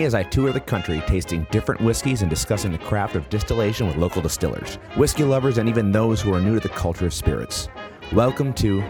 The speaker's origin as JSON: {"language": "English", "town": "Milwaukee", "region": "Wisconsin", "country": "United States", "moved": "yes", "lives_now": "Virginia, United States", "said": "Originally from Wisconsin."}